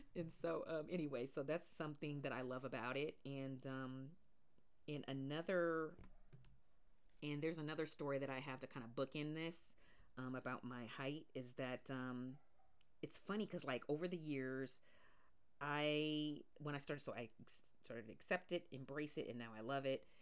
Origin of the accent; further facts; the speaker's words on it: Pacific Northwest, United States; I grew up in the Pacific Northwest